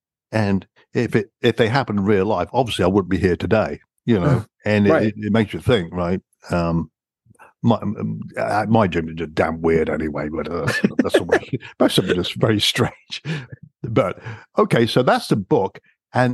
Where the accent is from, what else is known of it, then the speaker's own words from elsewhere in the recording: Coventry, West Midlands, United Kingdom; moved away as an adult; now in United States; born and raised in Coventry, England